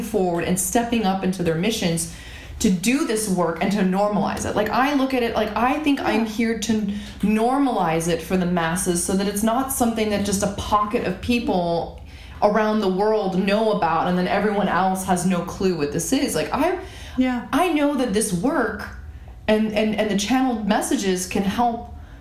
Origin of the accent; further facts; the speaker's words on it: Canada; I grew up in Canada